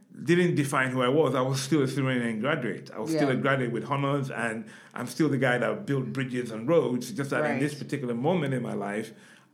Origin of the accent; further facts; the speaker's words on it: Nigeria; moved away as an adult; also born or lived in London, United Kingdom / Manchester, United Kingdom; now in United Kingdom; we returned back to Nigeria in 1976.